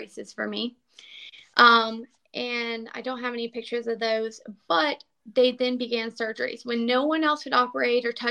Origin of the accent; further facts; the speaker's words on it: Florida, United States; I was a barefoot kid. I grew up in Florida